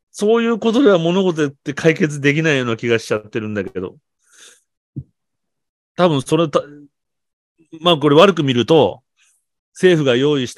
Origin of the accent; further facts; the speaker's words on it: South Korea; で、これ、韓国人の考え方よ。俺も韓国人だから今頭の中。南朝鮮だから。